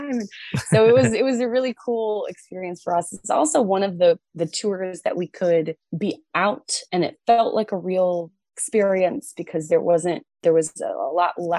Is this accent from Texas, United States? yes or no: no; Pine Knob Music Theater, Michigan, United States; that's Pine Knob Music Theater. Like that's my hometown. I went to my first concert ever at that venue